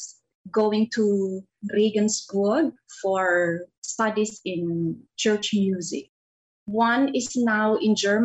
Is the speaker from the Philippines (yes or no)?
yes; Philippines; a Filipina soprano